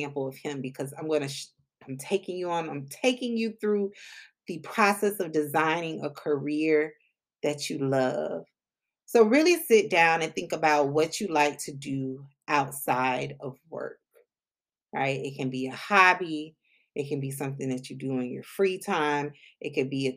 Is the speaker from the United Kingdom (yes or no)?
no; Palm Beach County, South Florida, United States; I'm originally from South Florida, Palm Beach County, 561